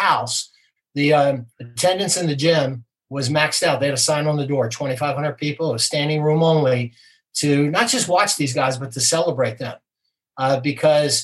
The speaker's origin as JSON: {"language": "English", "region": "New Jersey", "country": "United States", "tie": "born or raised there", "moved": "yes", "said": "I grew up in New Jersey"}